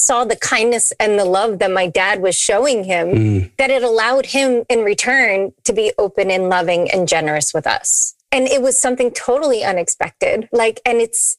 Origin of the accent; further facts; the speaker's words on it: New England, United States; also born or lived in Nashville; now in Tampa, United States; We're from New England.